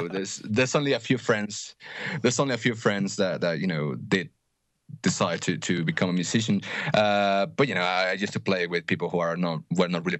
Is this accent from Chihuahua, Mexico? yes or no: no; Mexico City, Mexico; also born or lived in United Kingdom; I grew up here in Mexico, and then when I was 18, I moved to the UK.